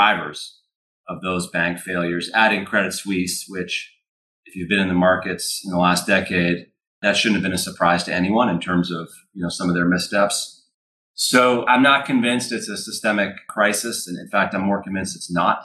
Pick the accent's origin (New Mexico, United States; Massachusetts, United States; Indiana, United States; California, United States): Massachusetts, United States; Hingham; also born or lived in Winchester, Massachusetts; born and raised in the Boston area. I grew up in Hingham, Mass. On the South Shore